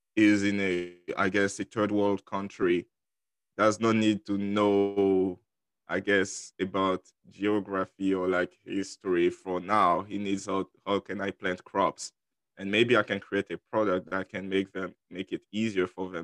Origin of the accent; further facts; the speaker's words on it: Côte d’Ivoire; first language French; English is a second language; moved away as an adult; also born or lived in Dallas, Texas; now in Houston, United States; I was originally in Ivory Coast after I finished high school